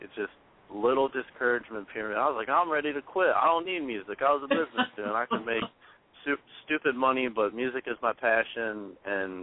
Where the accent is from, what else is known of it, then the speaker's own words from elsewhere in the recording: Indiana, United States; I'm from Indiana